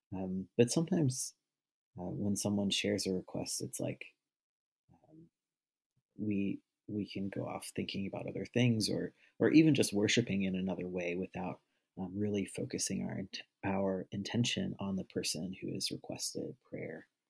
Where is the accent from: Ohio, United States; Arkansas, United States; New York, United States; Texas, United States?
Arkansas, United States; I'm from Arkansas.